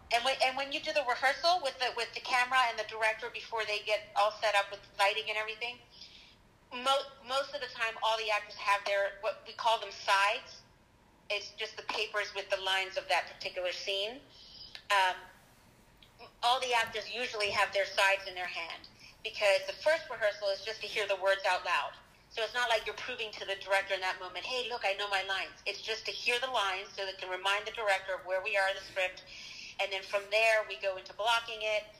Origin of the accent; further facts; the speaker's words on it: Charlottesville, Virginia, United States; moved away as an adult; now in New York, United States; I'm from Charlottesville